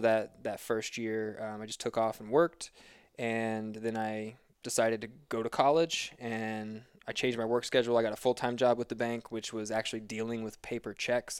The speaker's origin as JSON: {"language": "English", "region": "Missouri", "country": "United States", "moved": "as an adult", "lives_now": "Boulder, United States", "said": "I'm a certified personal trainer and competitive trail runner living in Boulder, Colorado, but I am originally from Missouri"}